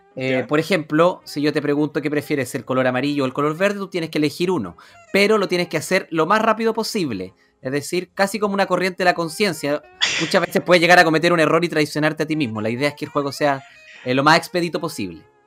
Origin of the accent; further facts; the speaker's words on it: San Fernando, O'Higgins, Chile; yo soy de San Fernando